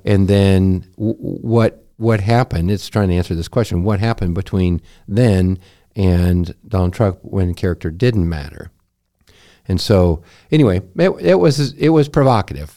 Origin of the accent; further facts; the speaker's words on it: United States; I am an American